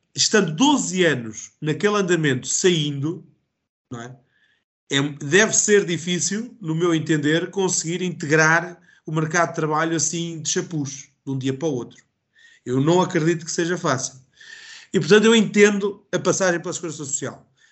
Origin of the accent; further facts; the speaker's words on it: Calvão, Centro, Portugal; Eu sou de Calvão uh, e, portanto, mesmo aqui em Calvão